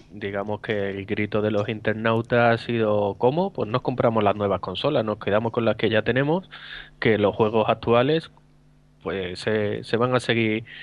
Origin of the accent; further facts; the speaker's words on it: Seville, Andalusia, Spain; Te recuerdo que yo soy de Sevilla y los precios de Sevilla son como los de Madrid.